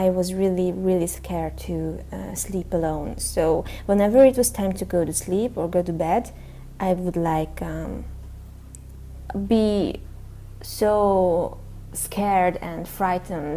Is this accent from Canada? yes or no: no; Hungary; I'm from Hungary.